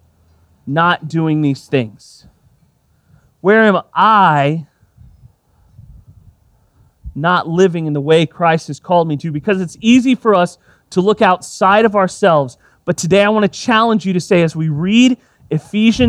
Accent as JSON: {"language": "English", "region": "Texas", "country": "United States", "tie": "born or raised there", "said": "I grew up in Texas"}